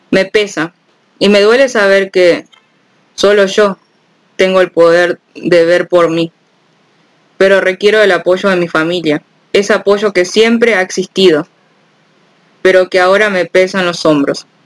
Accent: Pénjamo, Guanajuato, Mexico; born there; Tengo, tengo 26 años. Nací en Pénjamo, Guanajuato, México. Soy periodista y ya no quiero callar.

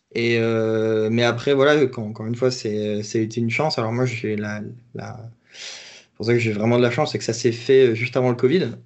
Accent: France; moi, en tant que Français

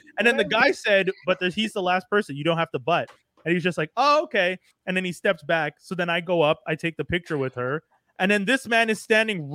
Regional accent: Montreal, Quebec, Canada; I'm from Montreal.

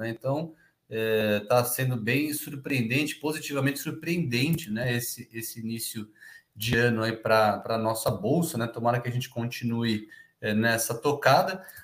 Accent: Rio de Janeiro, Brazil; mas eu sou do Rio, Léo.

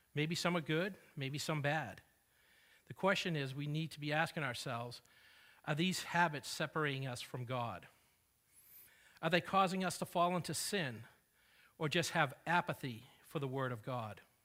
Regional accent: New England, United States; now in Texas, United States; I did not grow up in Texas, but I grew up in New England

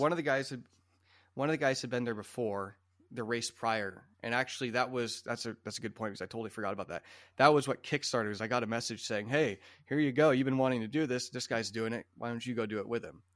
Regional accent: Iowa, United States; My family always had some Japanese bikes growing up in Iowa

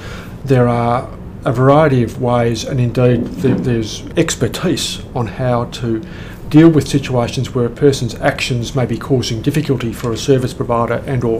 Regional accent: Melbourne, Victoria, Australia; That's actually the most surprising thing, because I came from Melbourne.

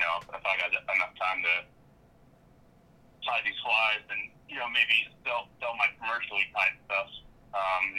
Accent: Pennsylvania, United States; moved away as an adult; also born or lived in Colorado; I grew up in Pennsylvania

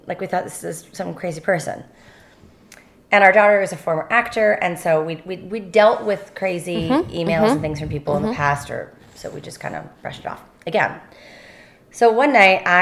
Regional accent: Canada; now in Los Angeles, United States; I grew up in a really, really small town in Canada.

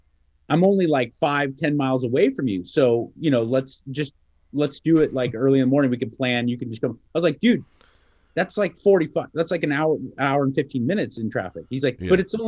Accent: Kentucky, United States; You know, I'm from Kentucky. I'm a big boy.

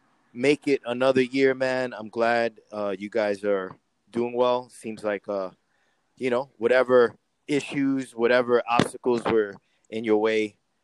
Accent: New York City, New York, United States; I'm from Queens.

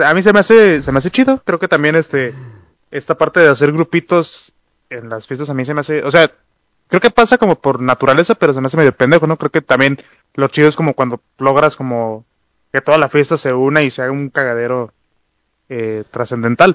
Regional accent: Mexico; como vatos mexicanos

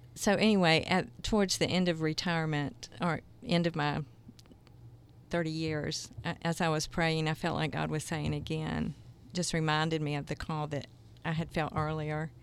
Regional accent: Jacksonville, Florida, United States; moved away as an adult; also born or lived in South Georgia; now in Kansas City, United States; I grew up in Jacksonville as well

